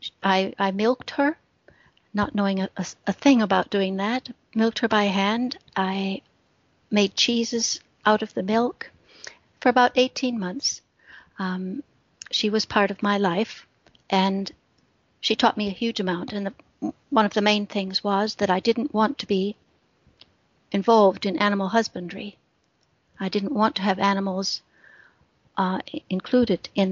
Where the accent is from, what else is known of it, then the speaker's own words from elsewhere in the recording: Midwest, United States; moved away as an adult; also born or lived in Britain; now in United Kingdom; I grew up in the Midwest of the States